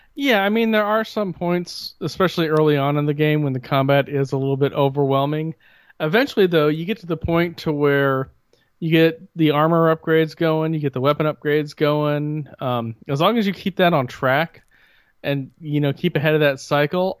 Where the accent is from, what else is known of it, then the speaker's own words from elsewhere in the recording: Bloomington, United States; growing up in Bloomington